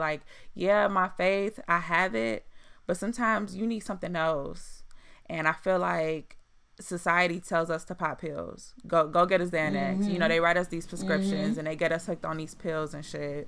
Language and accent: English; Chicago, Illinois, United States; moved away; I'm from Chicago